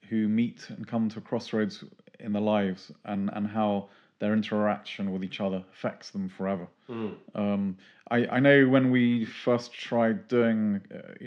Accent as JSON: {"language": "English", "town": "Tunbridge Wells", "region": "South East England", "country": "United Kingdom", "said": "I'm from Tunbridge Wells, rural Tunbridge Wells originally"}